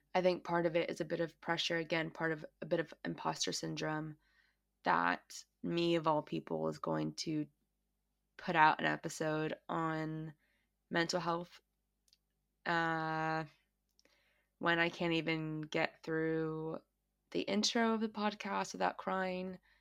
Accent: United States; now in Australia; I am an American who grew up in America, um, and I currently live in Australia.

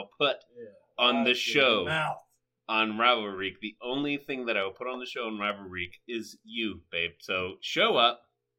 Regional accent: Ohio, United States; we're from Ohio, and Ohio sports are better than anywhere else's sports, obviously.

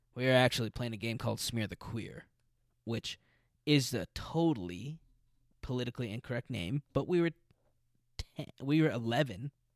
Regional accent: Albuquerque, New Mexico, United States; now in Los Angeles, United States; I'm from an Hispanic culture in Albuquerque

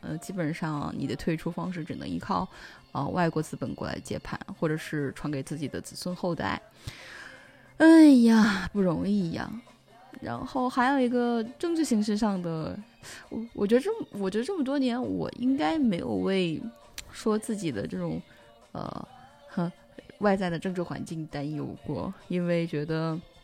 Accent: China; moved away; 作为中国人而言，第一次在国外

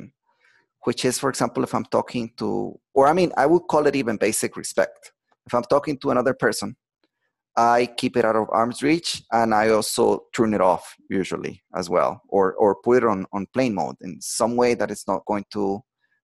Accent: Costa Rica; moved away; I'm from Costa Rica, and I'm visiting right now my family, my mom, my sister

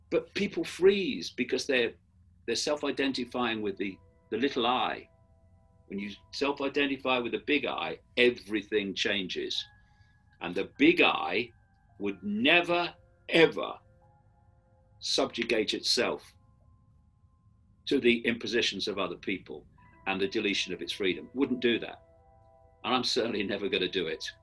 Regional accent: United Kingdom; I am a man. I am white. I am British, uh, etc.

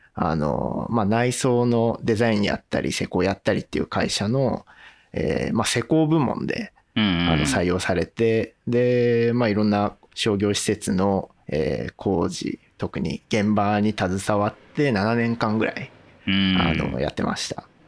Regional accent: Sanjo, Niigata, Japan; moved away as an adult; now in Maebashi, Japan; 生まれは新潟でして、うんうん、えー、高校卒業まではあの新潟県の三条

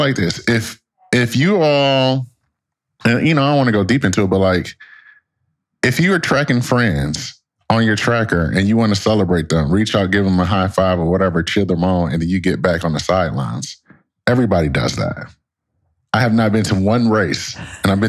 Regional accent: Detroit, Michigan, United States; moved away as an adult; also born or lived in Connecticut; me growing up in Detroit, Michigan

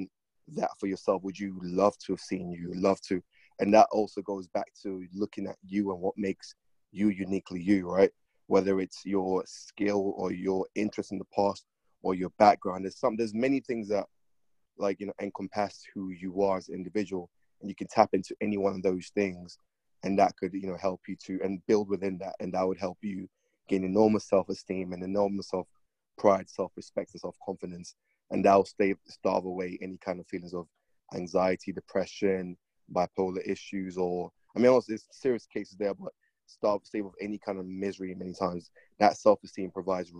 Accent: London, United Kingdom; I grew up in London

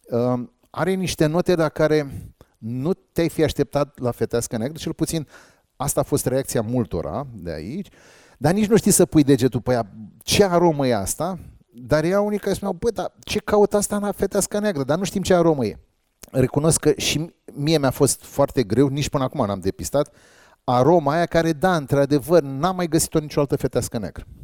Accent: Dobruja, Romania; Băi, eu sunt de la Dobrogea, nene.

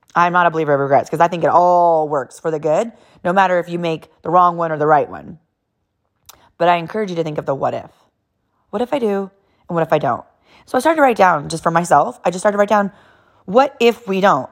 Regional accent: California, United States; born and raised in California, like total straight-up Californians

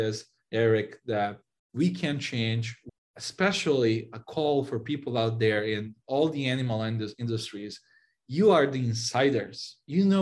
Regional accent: Serbia; moved away as an adult; now in San Francisco, United States; I moved from Serbia, where I grew up and spent most of my life

